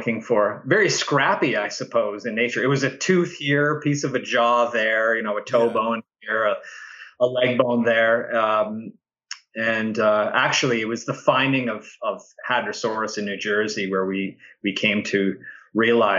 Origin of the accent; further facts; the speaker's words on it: Ottawa, Ontario, Canada; I grew up in Ottawa, which is where I'm at now, in Ottawa in Canada